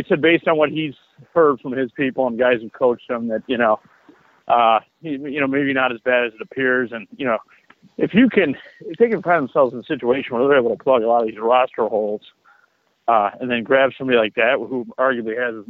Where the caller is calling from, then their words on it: Chicago, Illinois, United States; calling from Chicago.